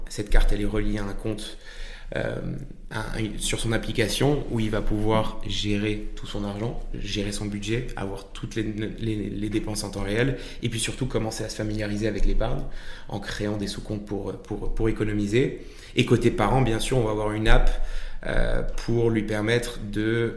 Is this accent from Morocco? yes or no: yes; Marrakech, Marrakesh-Safi, Morocco; moved away as an adult; now in France; Franco-américain, mais j'ai eu, euh, j'ai eu la chance de, de, grandir et de naître à Marrakech. Euh, et donc j'ai passé 18 euh, ans au Maroc jusqu'à jusqu'à mon bac.